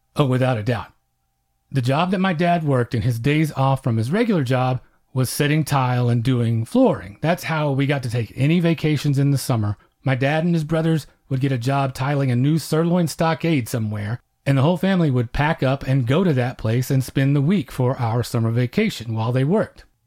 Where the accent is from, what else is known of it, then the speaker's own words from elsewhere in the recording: Oklahoma, United States; I'm Comanche and I grew up in Oklahoma